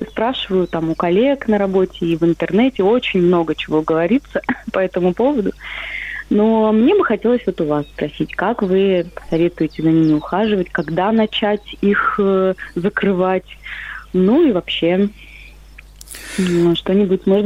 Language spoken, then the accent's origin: Russian; Moscow, Russia; Да, я из Москвы. И в этом году а, как бы я начала жить загородной жизнью в том числе. То есть э, мы построили дом